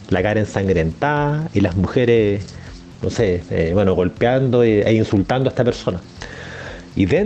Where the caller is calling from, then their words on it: Santiago, Santiago Metropolitan Region, Chile; de Santiago de Chile.